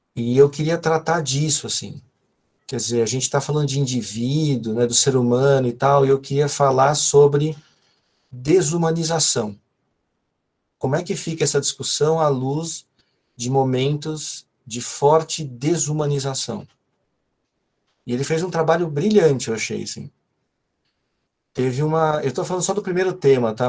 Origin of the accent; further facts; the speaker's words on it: ABC Paulista, São Paulo, Brazil; eu sou do ABC